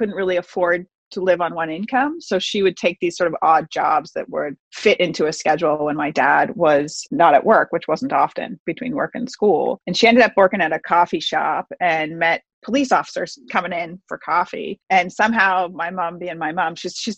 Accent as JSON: {"language": "English", "town": "Boston", "region": "Massachusetts", "country": "United States", "tie": "born or raised there", "also_born_or_lived": "Northern California", "said": "Grew up just outside Boston for the most part. I was born in Northern California, but we moved when I was two. So really, I'm pretty much from Boston"}